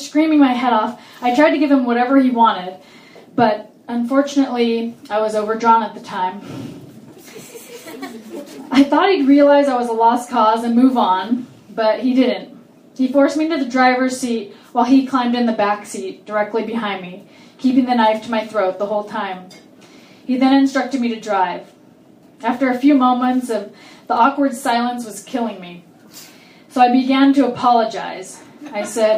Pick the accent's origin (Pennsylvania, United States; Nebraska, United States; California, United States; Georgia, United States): California, United States; Orange County; I grew up in Orange County